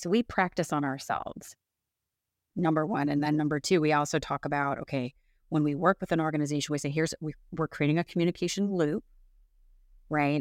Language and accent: English; Chicago, Illinois, United States; also born or lived in West Coast of the United States; now in West Coast, United States; I'm originally from the Midwest of the United States, so the Chicagoland area